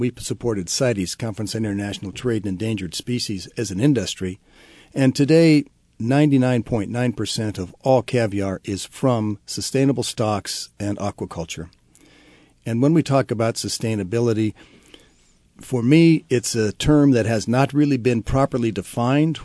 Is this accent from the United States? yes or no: yes; Columbia River, Pacific Northwest, United States; I grew up around the Columbia River